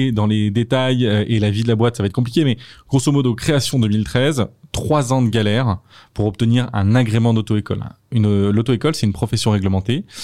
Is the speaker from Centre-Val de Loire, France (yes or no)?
yes; Châteauroux, Centre-Val de Loire, France; born there; Moi, je suis né à Châteauroux et j'ai passé mon permis à Châteauroux.